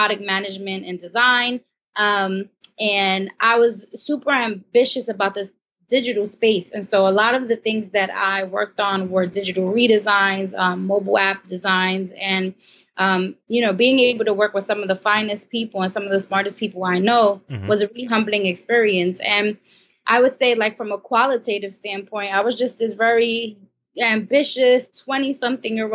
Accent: Brooklyn, New York, United States; I grew up in Brooklyn, New York.

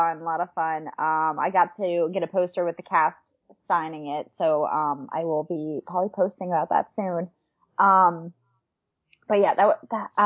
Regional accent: New York, United States; moved away as an adult; now in Los Angeles, United States; I'm from New York, so I was very close to Jersey

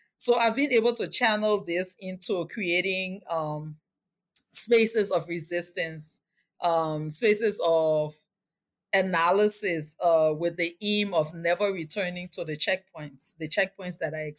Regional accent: Liberia; So my childhood was really colorful, interactive. I lived in a multicultural space, which was the largest informal settlement in Liberia.

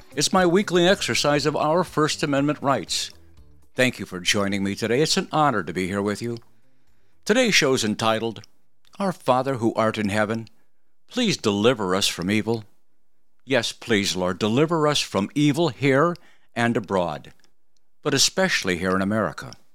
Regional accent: Arizona, United States; Growing up in Arizona, I went to Catholic grade school, kindergarten through eighth grade

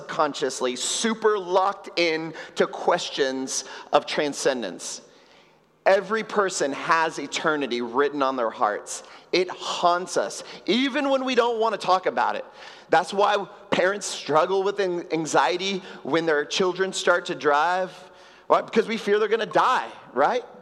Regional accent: Houston, Texas, United States; now in Puerto Rico; I grew up in Houston in a decidedly Catholic family

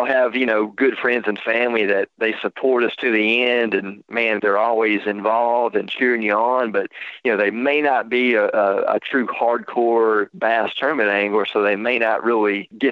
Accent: United States; I grew up on Caddo Lake

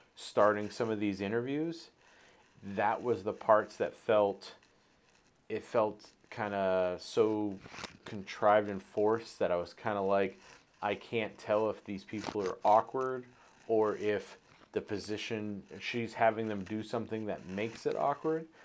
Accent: Maine, United States; growing up on the East Coast, growing up in Maine

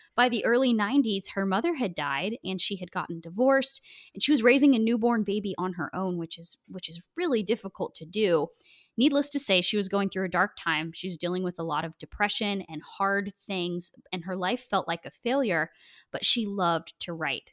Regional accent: Oregon, United States; I'm from Oregon

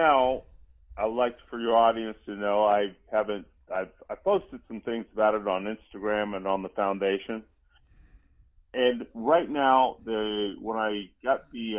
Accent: Columbus, Georgia, United States; I'm from Georgia, so in and I was out. Yeah, I was born in Columbus.

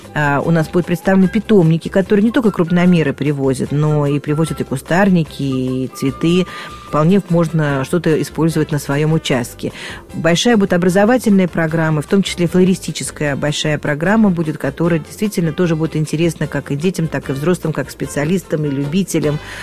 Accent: Moscow, Russia; я родилась и выросла в Москве, очень люблю свой город

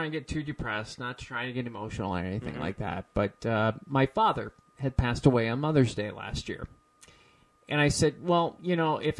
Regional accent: Peoria, Illinois, United States; I'm originally from Peoria.

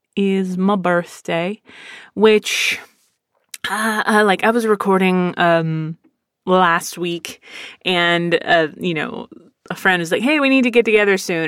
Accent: Philadelphia, Pennsylvania, United States; I was born in Philadelphia

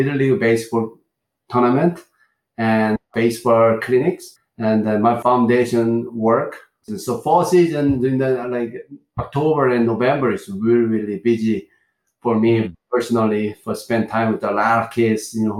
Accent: Gongju, South Chungcheong, South Korea; English is a second language; moved away as an adult; also born or lived in Seoul, South Korea; in a city called Gongju City, is born there. I lived there until high school.

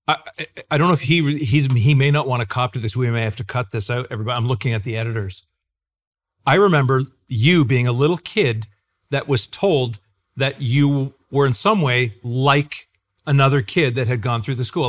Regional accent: Clinton, Ontario, Canada; You and I and Isaac are all from a town called Clinton, Ontario in Canada

